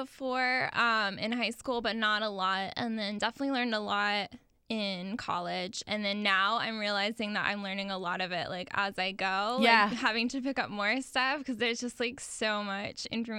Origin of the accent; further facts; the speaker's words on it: Jacksonville, Florida, United States; I am from Jacksonville originally.